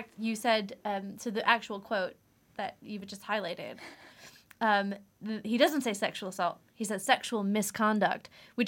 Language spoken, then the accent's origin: English; United States; Yeah, so I'm American, yeah.